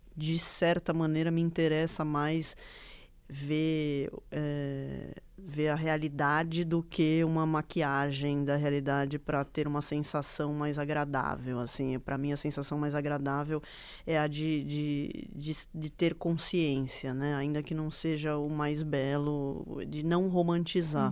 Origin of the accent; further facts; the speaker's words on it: Bragança Paulista, São Paulo, Brazil; moved away as an adult; now in São Paulo, Brazil; eu nasci aqui em São Paulo, mas eu cresci em Bragança, né? Estudei lá a minha vida inteira.